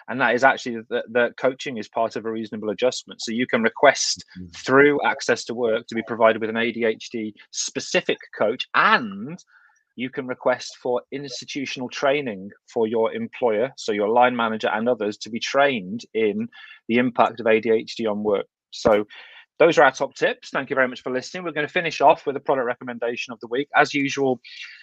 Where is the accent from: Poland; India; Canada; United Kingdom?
United Kingdom; Kidderminster, West Midlands; accent: thick Kidderminster; my thick Kidderminster accent